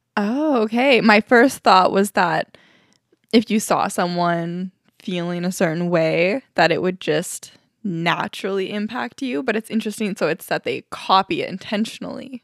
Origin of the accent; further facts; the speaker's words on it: Alberta, Canada; moved away; we're from Alberta